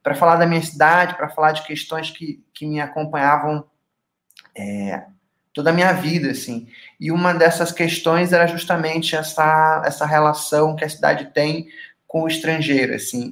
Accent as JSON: {"language": "Portuguese", "town": "Manaus", "region": "Amazonas", "country": "Brazil", "tie": "born or raised there", "moved": "as an adult", "lives_now": "Curitiba, Brazil", "said": "Eu sou nascido e criado em Manaus, mas ali aos 18 anos eu me mudei para Curitiba"}